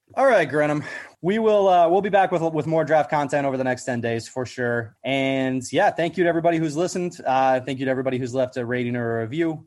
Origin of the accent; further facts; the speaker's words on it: Iowa, United States; the guy from my home state, Muscatine, Iowa's finest